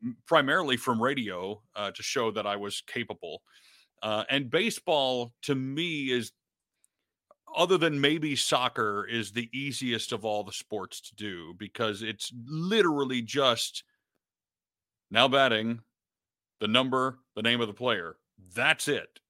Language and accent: English; Detroit, Michigan, United States; I grew up in Detroit